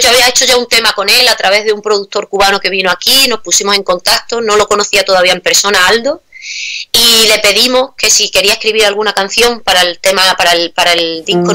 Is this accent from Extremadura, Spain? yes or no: yes; Badajoz, Extremadura, Spain; moved away as an adult; also born or lived in Seville; now in Prague, Czech Republic; soy española, soy extremeña del sur de España, de Badajoz